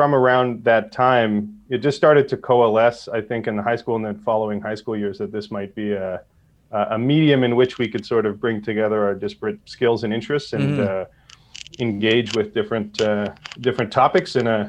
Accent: Calgary, Alberta, Canada; We're born and raised in Calgary

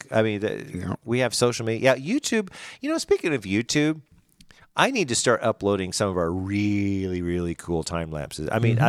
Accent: Branson, Missouri, United States; I'm from Branson.

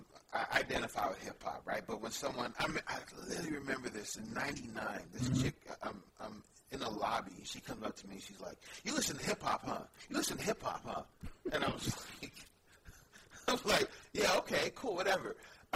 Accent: San Francisco, California, United States; Yeah, born and raised in San Francisco.

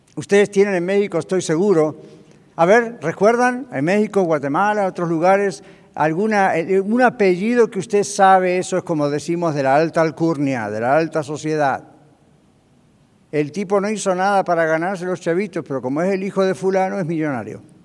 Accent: Argentina; moved away as an adult; now in United States; Cuando yo estaba en mi país de origen, en Argentina

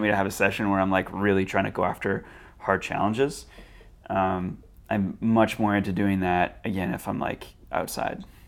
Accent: Burnaby, British Columbia, Canada; when I started parkour, I was, like, seventeen, and it was in, in Burnaby

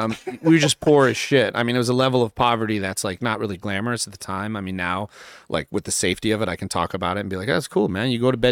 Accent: New York, United States; born there; Well, I was born in New York, actually, when I was really little.

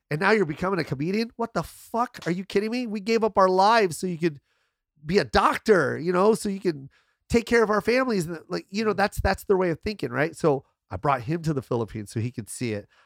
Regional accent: United States; my mom's Filipino, but I'm American

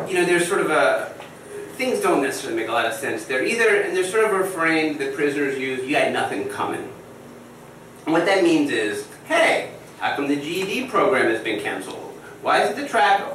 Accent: New Jersey, United States; I'm from Jersey.

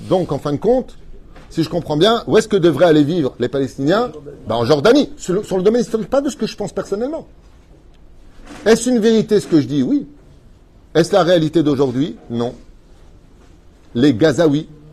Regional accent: Israel; chez nous, en Israël

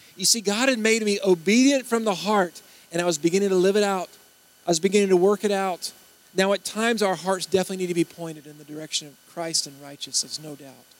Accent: Baton Rouge, Louisiana, United States; I'm from Baton Rouge

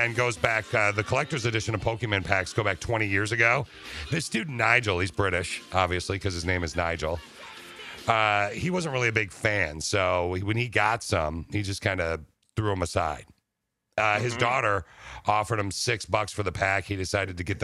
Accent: East Lansing, Michigan, United States; I grew up in East Lansing

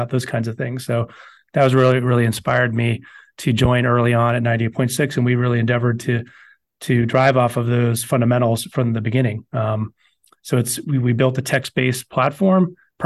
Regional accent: Southern California, United States; moved away as an adult; I grew up in Southern California, went to undergraduate in Los Angeles

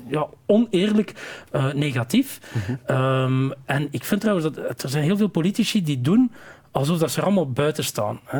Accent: Flanders, Belgium; Veel meer dat erfgoed als weergave van wie wij zijn als Vlamingen. Ja. We hebben heel veel soorten erfgoed in Vlaanderen.

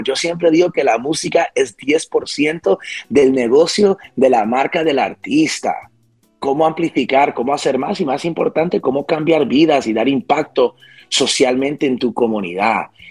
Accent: West New York, New Jersey, United States; Yo fui criado en un pueblecito que se llama West New York, New Jersey

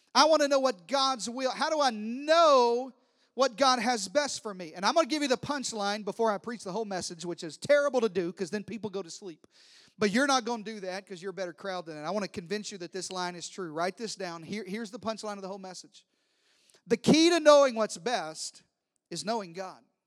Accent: Deep South, United States; I'm from the deep south

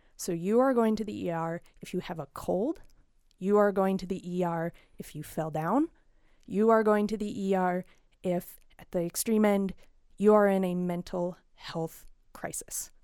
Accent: Front Range of Colorado, United States; now in Paonia, United States; I come from the Front Range of Colorado

